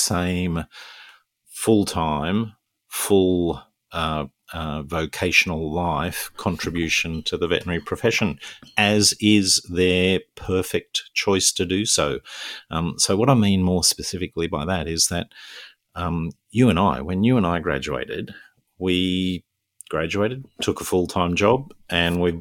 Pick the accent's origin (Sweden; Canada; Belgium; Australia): Australia; Newcastle, New South Wales; moved away; back in Newcastle, my hometown